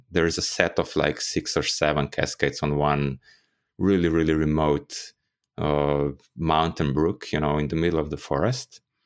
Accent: Ljubljana, Slovenia; in Ljubljana, my hometown

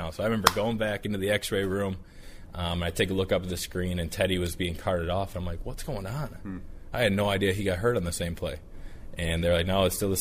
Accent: Cleveland, Ohio, United States; moved away as an adult; also born or lived in Michigan; now in Cincinnati, United States; I'm from Cleveland. I was a Browns fan growing up.

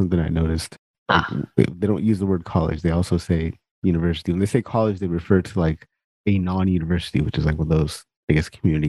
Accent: California, United States; I speak-ish Punjabi and a little bit of Hindi, but mostly, you know, English. But like I grew up in California, so we spoke a lot of Spanish in school. So like I'm pretty comfortable with Spanish.

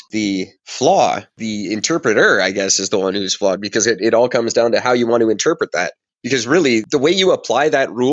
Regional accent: Canada

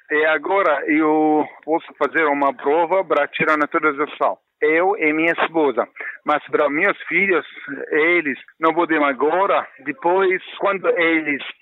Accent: Damascus, Damascus Governorate, Syria; moved away as an adult; now in Brazil; sou é sírio de Damasco sou engenheiro mecânico, mas agora trabalho como cozinheiro. Cheguei aqui ao Brasil em 10 de dezembro de 2013 com minha família, esposa e dois filhos. E fugi da Síria por causa

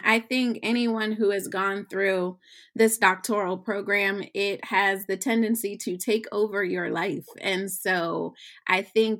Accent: Alexandria, Virginia, United States; moved away as an adult; also born or lived in San Diego; So I was born and raised in Virginia, Alexandria, Virginia, to be specific. But I went to the University of Virginia

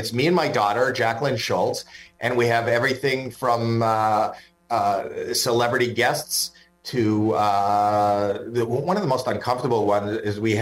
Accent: Canada; I'm Canadian

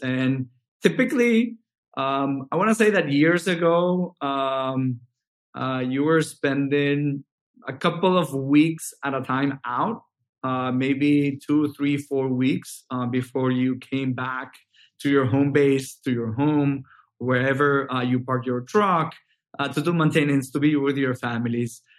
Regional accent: Venezuela; moved away as an adult; now in United States; I'm originally from Venezuela, and I I started uh, back in Venezuela um, from from high school

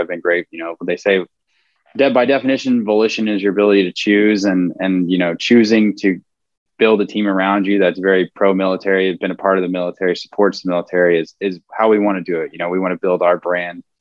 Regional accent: Houston, Texas, United States; also born or lived in outside Fort Worth, Texas; my hometown

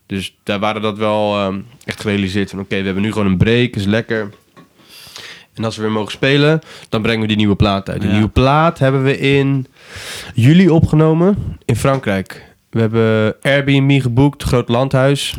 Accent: Brielle, South Holland, Netherlands; ik kom van Brielen, dus van de eilanden

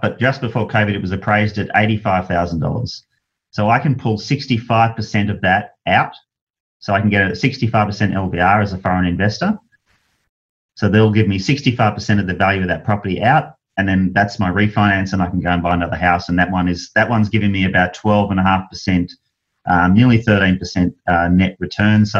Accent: Australia; I was from Australia.

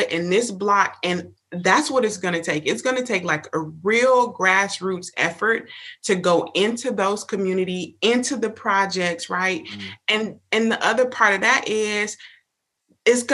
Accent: Miami, Florida, United States; now in Tallahassee, United States; grew up in Miami

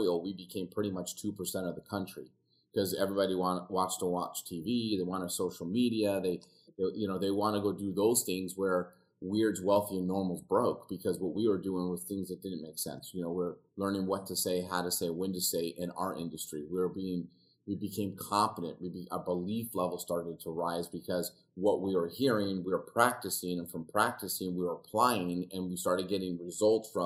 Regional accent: Los Angeles, California, United States; now in Glendora, United States; I grew up in the San Fernando Valley

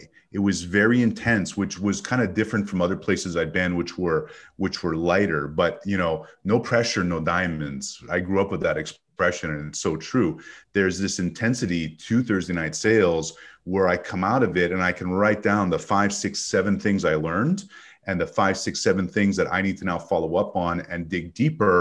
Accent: Montreal, Quebec, Canada; now in United States; as a kid growing up in Montreal

